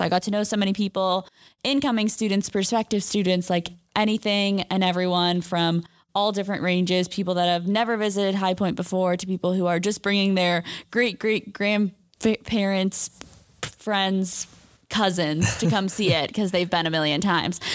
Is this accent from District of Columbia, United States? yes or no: no; just outside of San Francisco, California, United States; moved away as an adult; also born or lived in Hermosa Beach, California; I'm a senior from just outside of San Francisco, California